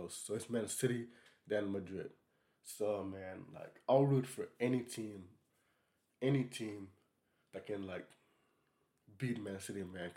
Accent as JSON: {"language": "English", "country": "Senegal", "said": "I'm from Senegal"}